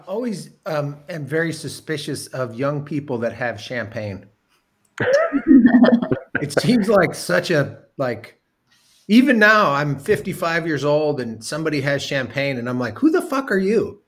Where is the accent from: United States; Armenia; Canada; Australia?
United States; Mendocino, California; I grew up in Mendocino